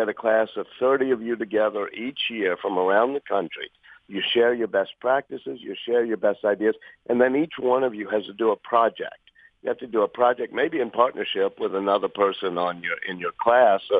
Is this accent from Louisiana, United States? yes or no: yes; New Orleans, Louisiana, United States; in my hometown of New Orleans right now for this call